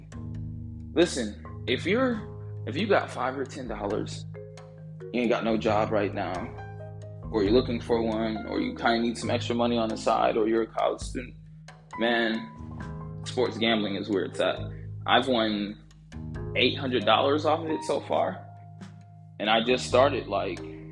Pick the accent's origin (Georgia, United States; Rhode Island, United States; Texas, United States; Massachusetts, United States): Georgia, United States; I'm from Georgia